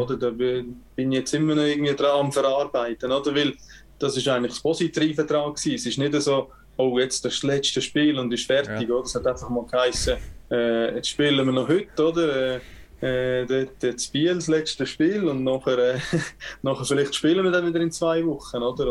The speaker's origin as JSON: {"language": "German", "country": "Switzerland", "also_born_or_lived": "Calgary, Canada", "moved": "yes", "lives_now": "Canada", "said": "ich spiele in der Schweiz und ich bin Schweizer"}